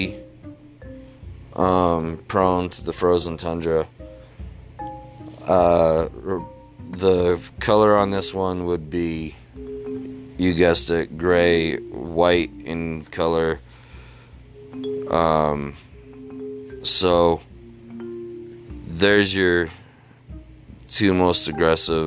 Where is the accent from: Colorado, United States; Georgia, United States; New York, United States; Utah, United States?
Utah, United States; my hometown of Utah.